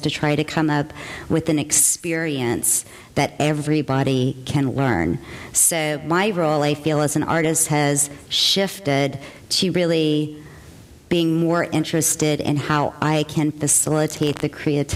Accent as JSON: {"language": "English", "region": "Central Texas", "country": "United States", "tie": "born or raised there", "said": "I grew up in Central Texas"}